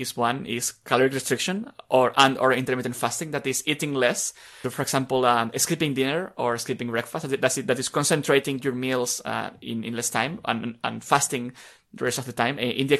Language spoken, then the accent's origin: English; Spain; English is a second language; Yes, as listeners may guess, I'm Spanish, and although I don't remember how I learned English, which is kind of strange